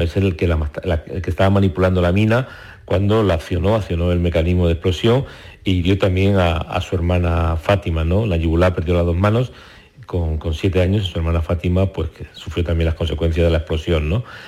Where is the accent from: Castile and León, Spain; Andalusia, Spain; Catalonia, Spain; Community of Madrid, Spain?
Catalonia, Spain; Barcelona; also born or lived in Córdoba; Yo nací en Córdoba, pero antes de cumplir los tres años eh, nos fuimos a Barcelona